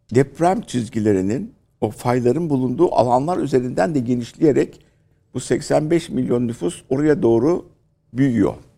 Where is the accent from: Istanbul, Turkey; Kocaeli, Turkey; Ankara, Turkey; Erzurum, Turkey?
Istanbul, Turkey; bizim eski oturduğumuz mahalle, ki biz, e, Kadıköy Şifalı'da oturuyorduk